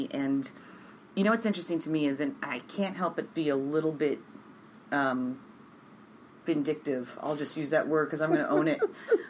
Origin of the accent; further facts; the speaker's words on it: France; first language French; English is a second language; moved away; I come from France, and I shed the French language at first, and I wouldn't speak French, and I always told my mom, who was trying to talk to me in French, I don't want to speak that language.